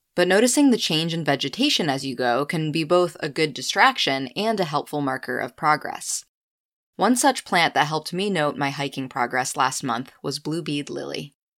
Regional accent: Winterport, Maine, United States; my hometown backyard in Winterport

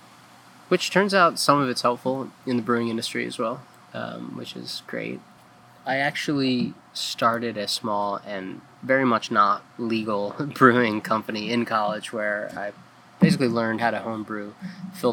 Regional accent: just outside Philadelphia, Pennsylvania, United States; moved away as an adult; also born or lived in Colorado Springs, Colorado / Fort Collins, Colorado / Montana / New Orleans; now in Ellsworth, United States; I was born just outside Philadelphia, and grew up there

